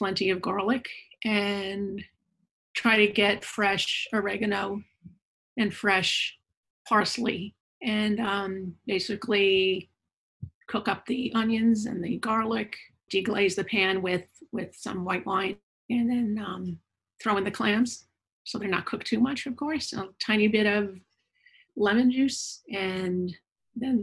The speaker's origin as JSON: {"language": "English", "area": "Long Island", "region": "New York", "country": "United States", "tie": "born or raised there", "moved": "yes", "said": "I'm from New York. I was born in Long Island, New York. I grew up with a tradition called the Feast of the Seven Fishes"}